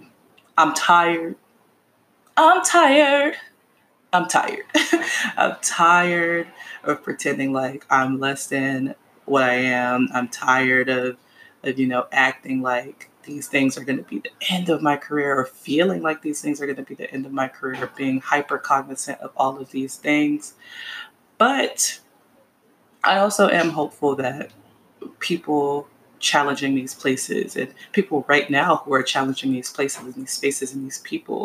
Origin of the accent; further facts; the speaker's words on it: Miami, Florida, United States; I'm from Miami, Florida.